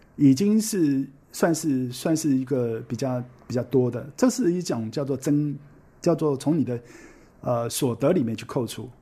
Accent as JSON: {"language": "Chinese", "country": "Taiwan", "also_born_or_lived": "Shanghai", "said": "我们台湾人"}